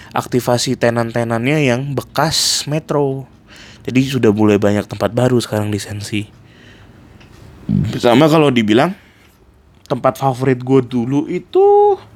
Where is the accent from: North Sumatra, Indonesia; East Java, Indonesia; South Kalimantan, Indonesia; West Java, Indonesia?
West Java, Indonesia; Bandung; now in Jakarta, Indonesia; waktu pertama kali gue datang dari Bandung buat interview kerja di Jakarta.